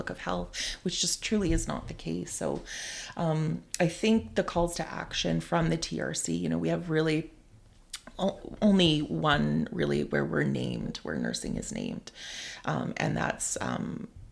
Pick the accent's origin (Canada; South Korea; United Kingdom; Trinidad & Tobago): Canada; Montreal, Quebec; now in Vancouver, Canada; growing up in Montreal I actually grew up near Oka during the Oka crisis too.